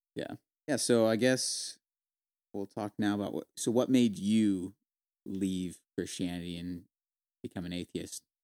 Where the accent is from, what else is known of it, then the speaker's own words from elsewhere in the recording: Visalia, California, United States; moved away as an adult; also born or lived in San Luis Obispo, California; now in South Carolina, United States; we're originally from Visalia, California. Uh, we now live in, uh, South Carolina